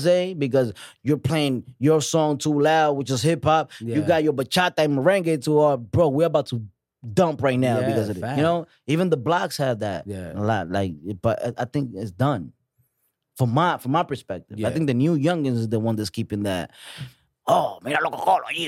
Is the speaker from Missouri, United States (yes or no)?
no; New York, United States; also born or lived in Dominican Republic; I'm a weird Dominican. Like, at 1993, come to this country, you know what I'm saying? And just, like, come into a spot, Harlem